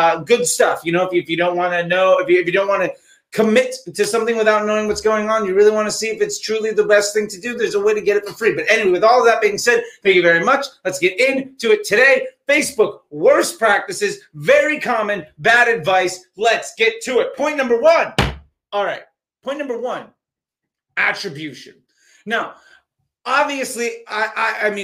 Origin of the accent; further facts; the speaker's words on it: East Coast of the United States, United States; I remember as a kid growing up on the East Coast of the United States